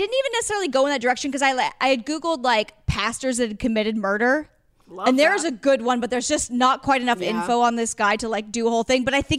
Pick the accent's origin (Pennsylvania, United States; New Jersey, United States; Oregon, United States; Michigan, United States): Oregon, United States; Astoria; I'm from Astoria, Oregon, which is another like small coastal town.